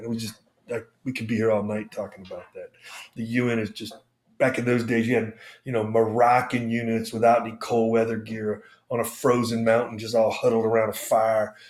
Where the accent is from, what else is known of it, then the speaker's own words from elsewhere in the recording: United States; also born or lived in Panama; I'm an American